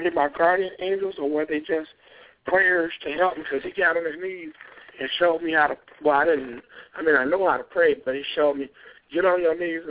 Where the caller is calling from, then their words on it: North Shore, Michigan, United States; I'm …. I'm calling from North Shore, Michigan.